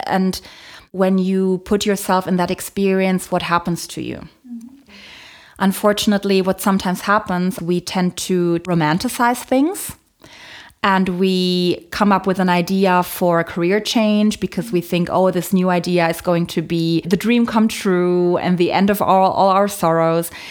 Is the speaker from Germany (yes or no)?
yes; Germany; I was born in Germany, but my mom is from Poland. My dad is from the Philippines